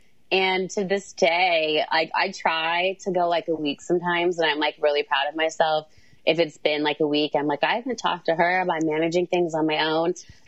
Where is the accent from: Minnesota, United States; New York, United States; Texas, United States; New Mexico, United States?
Texas, United States; We're both from Texas.